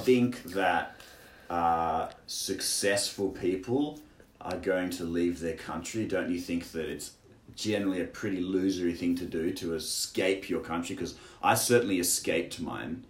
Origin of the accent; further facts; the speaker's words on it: Australia; moved away as an adult; now in China; I'm from Australia, and I'm 29, and I'm here in China.